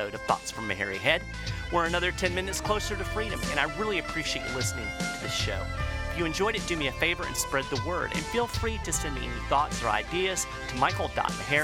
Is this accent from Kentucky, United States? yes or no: yes; Lexington, Kentucky, United States; my hometown of Lexington, Kentucky